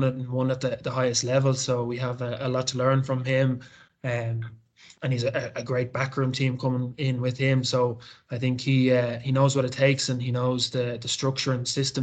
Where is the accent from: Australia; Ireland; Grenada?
Ireland; Dublin, Leinster; also born or lived in Zimbabwe; I moved straight to Whitehall from Zimbabwe, so I would have been about 6, I think, and then joined the local club